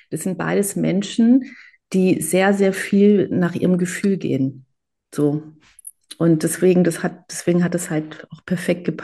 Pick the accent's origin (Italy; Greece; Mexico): Greece; auch mit diesem Ich als Griechin, äh, Ost als Israeli.